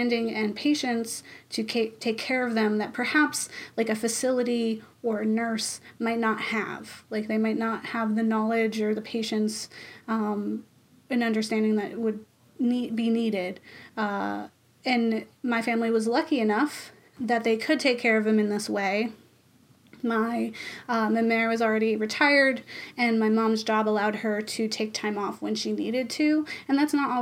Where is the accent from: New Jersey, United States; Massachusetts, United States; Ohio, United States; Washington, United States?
Massachusetts, United States; we're from Massachusetts. We love Dunkin' Donuts.